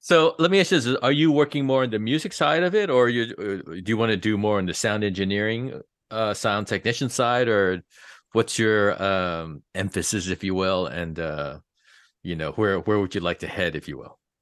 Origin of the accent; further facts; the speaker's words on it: East Coast, United States; now in Los Angeles, United States; I grew up on the East Coast